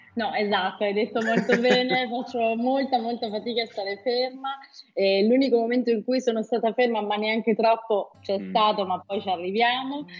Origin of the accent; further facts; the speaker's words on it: Abruzzo, Italy; io sono nata in Abruzzo, e ho un legame molto forte con questa regione